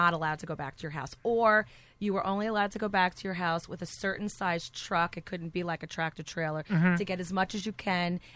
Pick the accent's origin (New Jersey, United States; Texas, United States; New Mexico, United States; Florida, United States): New Jersey, United States; Cliffside Park; moved away; I grew up in Cliffside Park